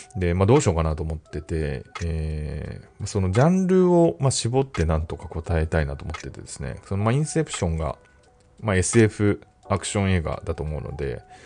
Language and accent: Japanese; Tokyo, Japan; 自分はあの、東京生まれ東京育ちなんで、その変わった訛りとかはない